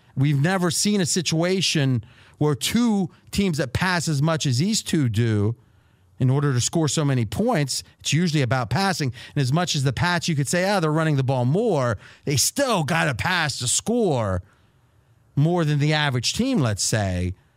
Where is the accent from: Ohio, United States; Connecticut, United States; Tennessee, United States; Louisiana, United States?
Ohio, United States; Dayton; now in Las Vegas, United States; Growing up in Dayton